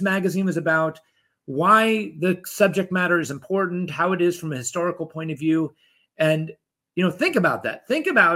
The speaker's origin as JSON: {"language": "English", "town": "Dallas", "region": "Texas", "country": "United States", "tie": "born or raised there", "also_born_or_lived": "Europe", "moved": "yes", "said": "I grew up in Dallas"}